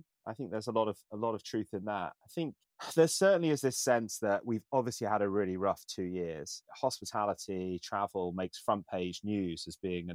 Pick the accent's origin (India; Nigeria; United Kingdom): United Kingdom; Isle of Wight, South East England; moved away; I grew up on the Isle of Wight, which you can't get away from tourism